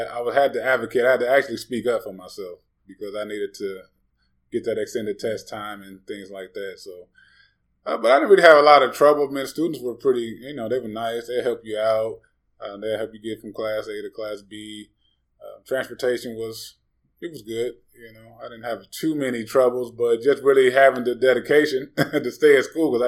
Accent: Gary, Indiana, United States; I'm originally from Northwest Indiana, Gary, Maryville area.

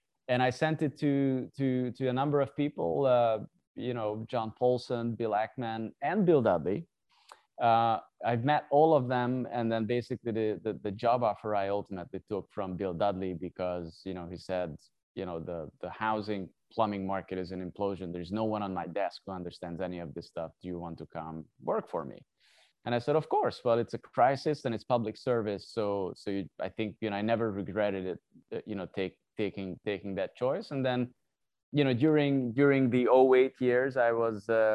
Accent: Hungary; moved away as an adult; also born or lived in South Korea; I'm originally from Hungary. So I started my education there.

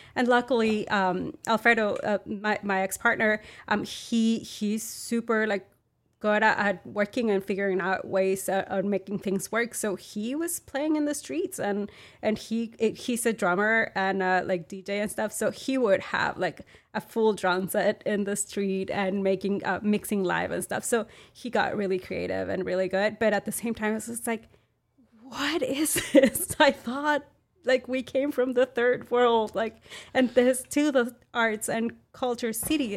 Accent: Monterrey, Nuevo León, Mexico; English is a second language; moved away as an adult; now in Austin, United States; I'm from Monterrey, Mexico

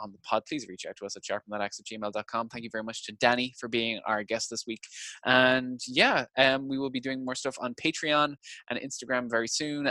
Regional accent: Ireland; growing up in Ireland in the 90s

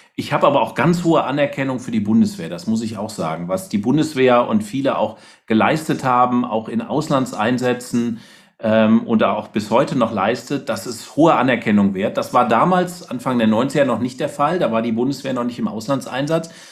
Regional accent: Rhineland, Germany; Ich komme ja aus dem Rheinland

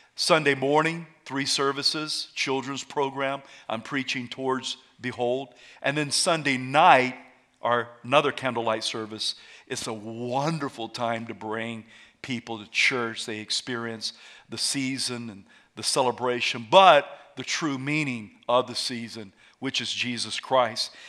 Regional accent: South Carolina, United States; moved away; I'm from South Carolina

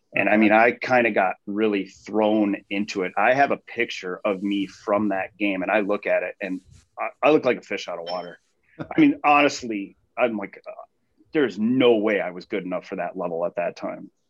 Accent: Mason City, Iowa, United States; also born or lived in Minneapolis, Minnesota; I grew up in Mason City, Iowa

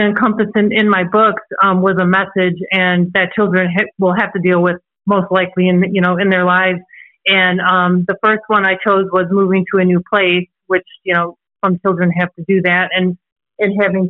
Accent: Antioch, Illinois, United States; also born or lived in Chicago; I'm actually originally from Chicago, Illinois. As you can probably hear, I don't have an accent. But I was originally from Chicago, Illinois, and we had moved from Chicago to a small town called Antioch in Illinois. And we moved there when I was 6 years old.

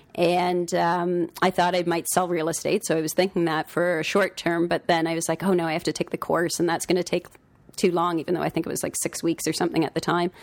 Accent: Toronto, Ontario, Canada; also born or lived in Collingwood, Ontario; most of my, uh, youth was in Don Mill, so, which was a fun place to grow up

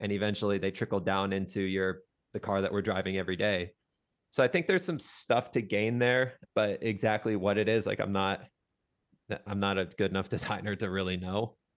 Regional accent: Des Moines, Iowa, United States; moved away as an adult; also born or lived in Southern California; now in Maui, United States; I grew up in Des Moines, Iowa

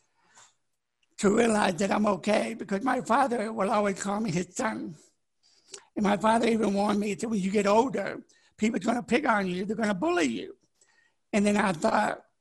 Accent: Memphis, Tennessee, United States; also born or lived in Dallas, Texas / Unicoi, Tennessee; both my parents died when I was 8, 5 months apart. Then we moved from Dallas to Memphis

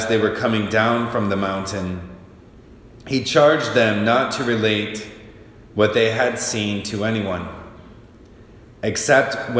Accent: Michigan, United States; now in Lincoln, United States; I grew up in Michigan

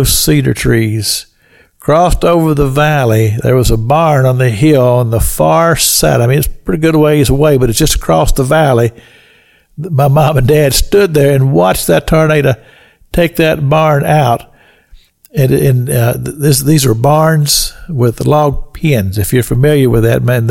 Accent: Kentucky, United States; I've told you about the farm that I grew up in Kentucky, an old log house

